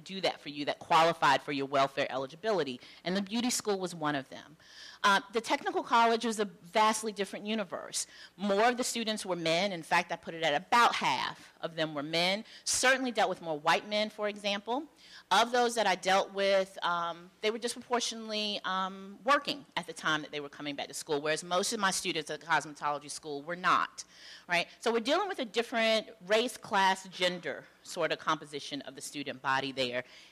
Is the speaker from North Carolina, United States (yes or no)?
yes; Charlotte, North Carolina, United States; I am from North Carolina, Charlotte, North Carolina, mostly. So I knew the local landscape of schools in Charlotte the way one does when you're growing up